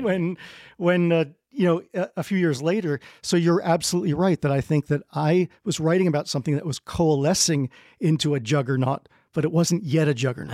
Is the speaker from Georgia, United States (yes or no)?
no; New Jersey, United States; I'm from New Jersey